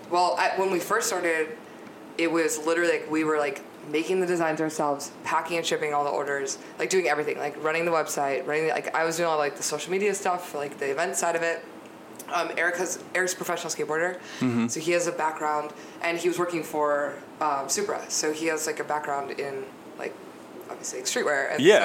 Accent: San Francisco, California, United States; So San Francisco.

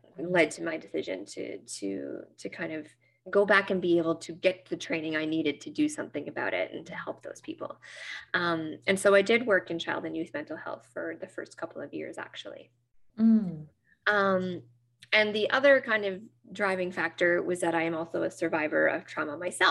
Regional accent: Nova Scotia, Canada; I'm from Nova Scotia, so just north of Maine

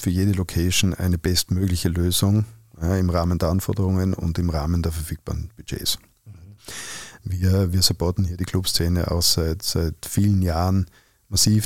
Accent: Innsbruck, Tyrol, Austria; accent: Tyrolean; moved away; In meiner Heimatstadt in Innsbruck

